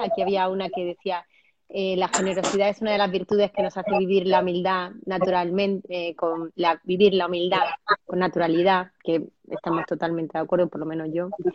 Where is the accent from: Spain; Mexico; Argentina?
Spain; Andalusia; yo soy andaluza